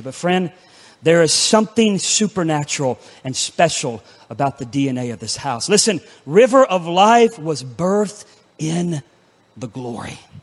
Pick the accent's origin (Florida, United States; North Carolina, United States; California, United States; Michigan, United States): Florida, United States; Pensacola; my hometown of Pensacola, Florida